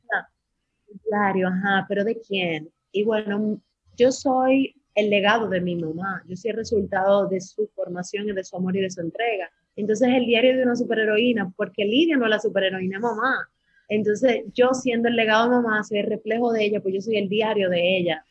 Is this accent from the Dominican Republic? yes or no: yes; Dominican Republic; nací en República Dominicana y esa vaina no deja aquí